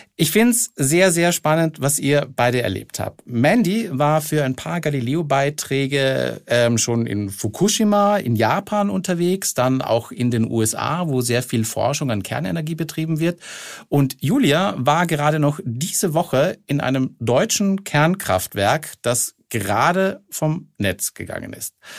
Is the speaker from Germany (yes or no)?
no; Austria; ich komme aus Österreich